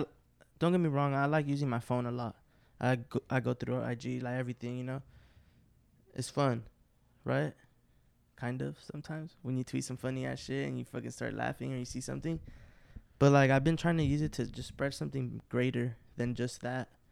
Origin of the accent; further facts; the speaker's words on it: West Coast, United States; We're from the West Coast